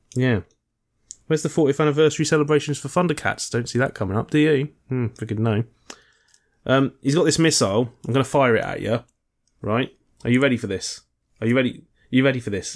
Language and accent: English; United Kingdom; as a Brit